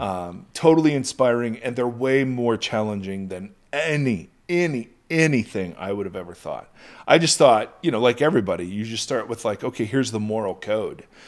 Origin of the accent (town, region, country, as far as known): United States